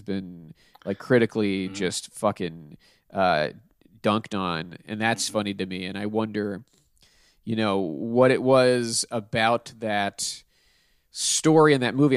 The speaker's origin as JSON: {"language": "English", "town": "Pittsburgh", "region": "Pennsylvania", "country": "United States", "said": "I'm from Pittsburgh, so it would have been from uh, the the chain that we have there called Giant Eagle"}